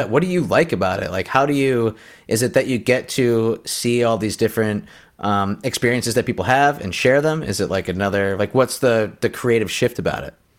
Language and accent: English; United States; as an American